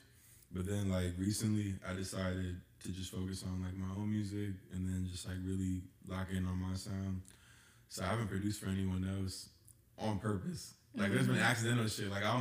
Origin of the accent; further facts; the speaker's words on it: Dumfries, Virginia, United States; also born or lived in Atlanta, Georgia; Then we moved to Dumfries in like Woodbridge area type shit. Mm-hmm. And so I was up there for like most of my childhood